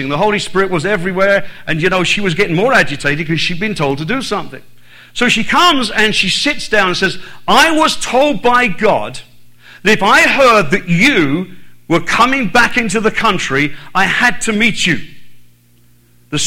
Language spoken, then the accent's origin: English; Ireland; also born or lived in United Kingdom; now in Texas, United States; I was born in Southern Ireland